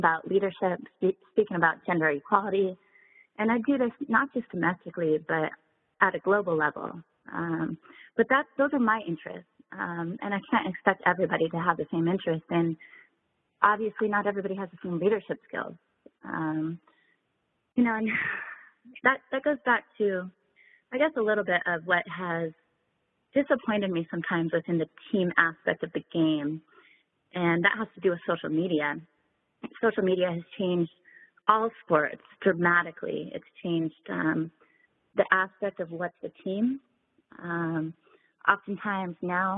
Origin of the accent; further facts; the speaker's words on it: Seattle, Washington, United States; my hometown of Seattle